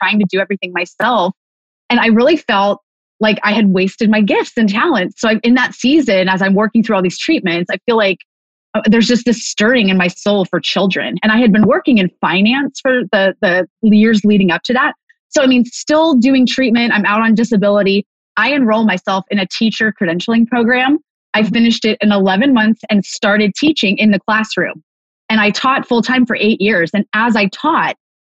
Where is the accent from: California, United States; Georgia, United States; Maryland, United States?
California, United States; moved away as an adult; also born or lived in San Diego; now in Montana, United States; I am from California, born and raised, living in Montana now